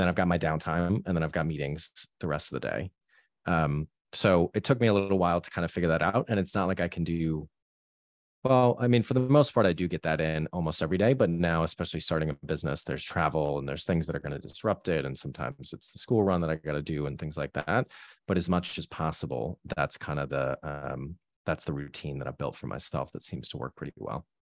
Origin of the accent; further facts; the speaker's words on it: Boston, Massachusetts, United States; moved away as an adult; also born or lived in New York; now in London, United Kingdom; growing up in, uh, Boston with my parents kind of from Boston.